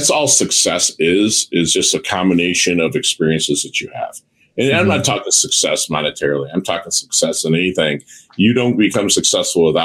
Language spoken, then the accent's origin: English; Midwest, United States; I'm a Midwesterner, so I give hugs